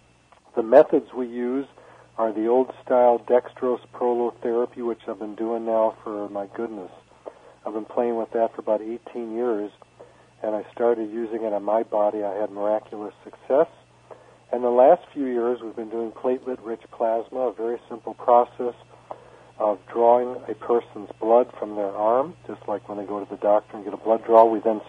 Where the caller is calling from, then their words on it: Waikiki, Hawaii, United States; I'm calling from Aloha Land and at Waikiki, and I'm looking out at the ocean and Diamond Head